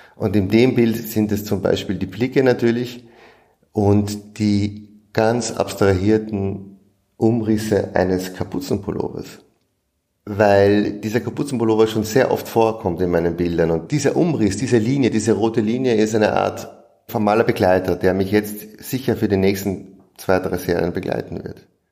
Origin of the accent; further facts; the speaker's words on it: Vienna, Austria; Ich komme aus Wien, bin hier aufgewachsen